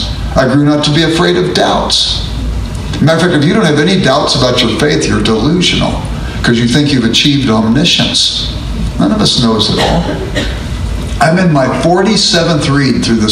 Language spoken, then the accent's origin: English; Los Angeles, California, United States; I grew up in South Central Los Angeles